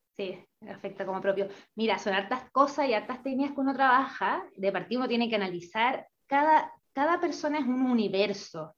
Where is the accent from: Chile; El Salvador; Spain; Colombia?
Chile; now in Paraguay; soy chilena, pero soy una chilena bien nómada